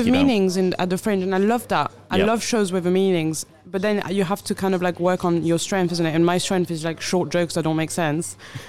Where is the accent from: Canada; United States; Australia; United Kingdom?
United Kingdom; I'd have to say going to the Mona Lisa as a British person and moaning about it.